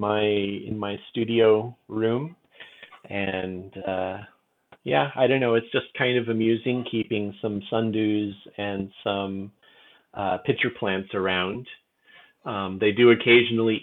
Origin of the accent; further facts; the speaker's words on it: southern Michigan, United States; moved away; also born or lived in China; I grew up in southern Michigan